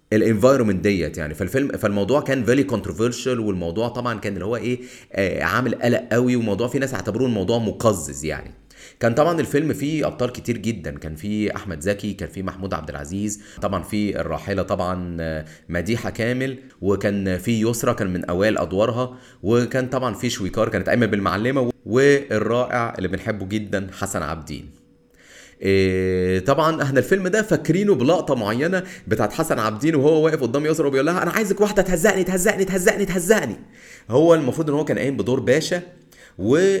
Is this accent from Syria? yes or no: no; Egypt